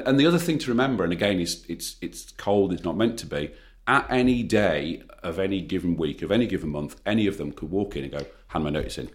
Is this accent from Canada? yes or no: no; United Kingdom; we're British